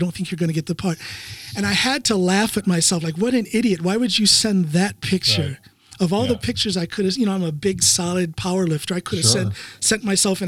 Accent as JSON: {"language": "English", "town": "Norton", "region": "Ohio", "country": "United States", "said": "I'm from Ohio. I'm from Norton, Ohio."}